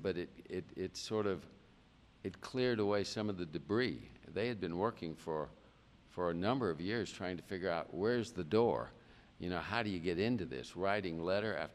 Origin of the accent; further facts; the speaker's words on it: Gallatin Road / Old Hickory Lake, Tennessee, United States; I grew up on Gallatin Road for a while, and then in 1956, the shank of 56, we moved to the lake